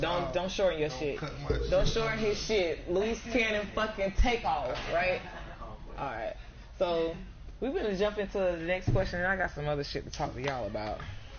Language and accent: English; Winter Park, Florida, United States; I'm a real good girl. I'm from Winter Park.